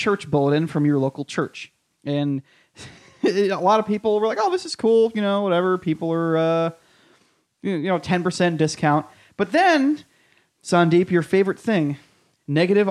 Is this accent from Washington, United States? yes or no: no; Brooklyn, Connecticut, United States; moved away; 96% white, which is almost identical to the makeup of my hometown.